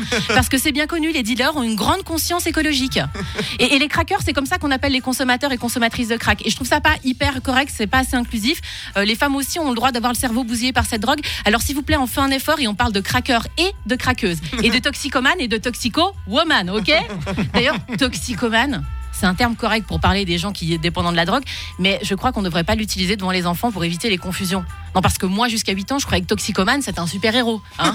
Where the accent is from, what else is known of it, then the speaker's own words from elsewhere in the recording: Geneva, Switzerland; je suis genevoise